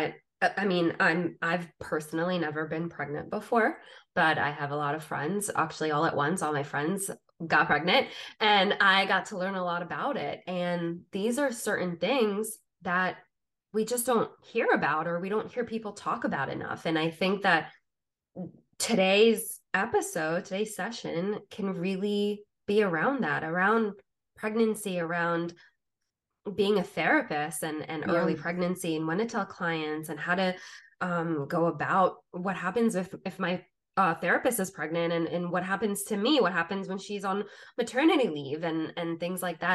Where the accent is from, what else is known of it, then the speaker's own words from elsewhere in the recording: New Jersey, United States; I'm also from South Jersey